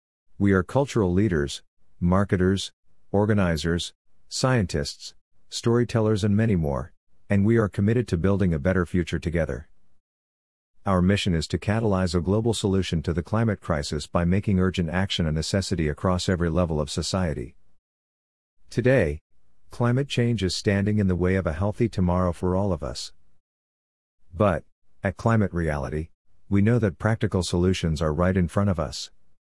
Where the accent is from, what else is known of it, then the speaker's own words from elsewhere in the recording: Assam, India; from Assam, India. I grew up in Assam, India, in the middle of civil unrest